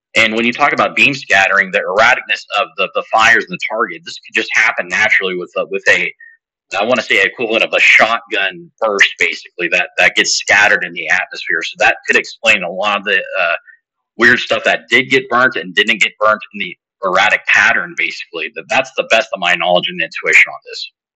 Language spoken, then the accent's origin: English; Northern California, United States; I'm from Northern California